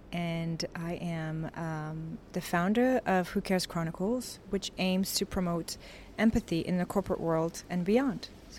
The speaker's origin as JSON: {"language": "English", "country": "Canada", "also_born_or_lived": "New York", "said": "I'm also Canadian, where I've lived most of my life. I'm also a New Yorker, where I've lived a very long time"}